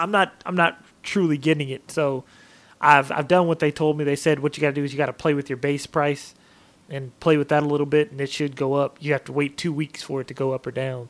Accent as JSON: {"language": "English", "town": "Portland", "region": "Oregon", "country": "United States", "tie": "born or raised there", "also_born_or_lived": "Vancouver, Washington", "moved": "yes", "lives_now": "Texas, United States", "said": "my hometown of Portland"}